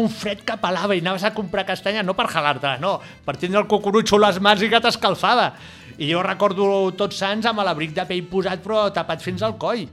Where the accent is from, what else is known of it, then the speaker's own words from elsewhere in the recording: Barcelona, Catalonia, Spain; sóc un camaco de Barcelona